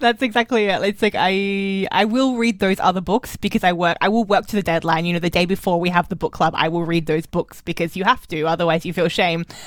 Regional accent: Australia; moved away as an adult; also born or lived in Germany; I'm an Australian who was in Germany for too long.

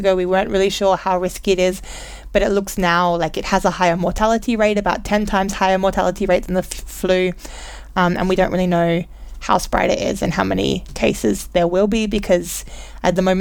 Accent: Australia; We're both Australian

